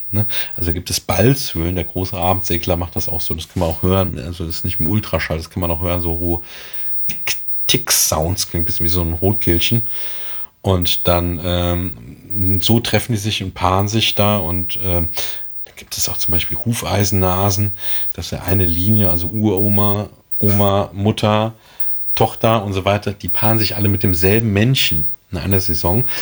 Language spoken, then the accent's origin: German; Germany; Bei uns in Deutschland